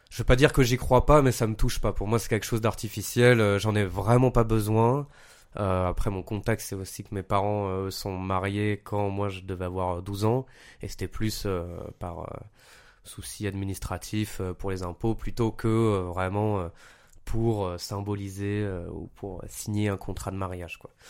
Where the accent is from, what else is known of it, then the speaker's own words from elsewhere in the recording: Paris, Île-de-France, France; moved away as an adult; also born or lived in Montpellier; je viens de Paris